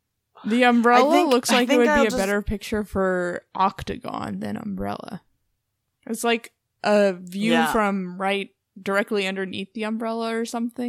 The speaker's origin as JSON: {"language": "English", "town": "Portland", "region": "Oregon", "country": "United States", "said": "being from Portland, we're from the Valley, the Willamette Valley."}